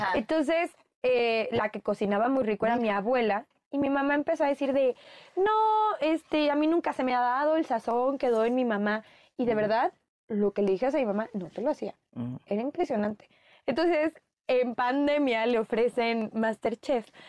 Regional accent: Mexico; los mexicanos sí podemos ser de donde queramos

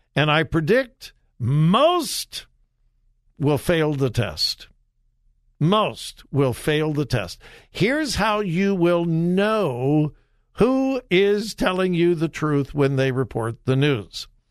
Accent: Southern California, United States; now in Ohio, United States; I grew up in Southern California.

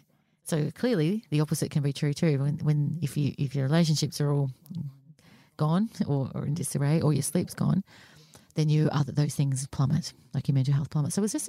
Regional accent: Australia; growing up in Australia

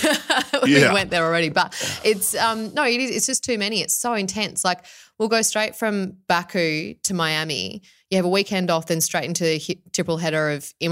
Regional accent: Australia

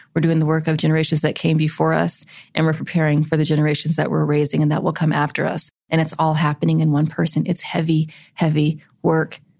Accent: South Carolina, United States; we're deep south, we're South Carolina, my hometown is the city that led the secession of South Carolina from the Union.

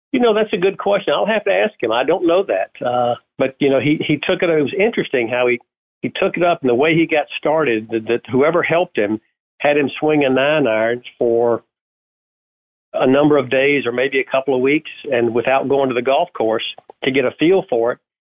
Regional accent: Augusta, Georgia, United States; being born and raised in Augusta, Georgia

